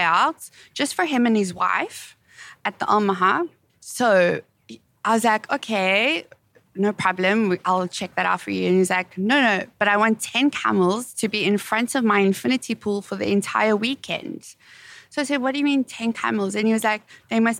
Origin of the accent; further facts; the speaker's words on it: South Africa; my pronunciation being South African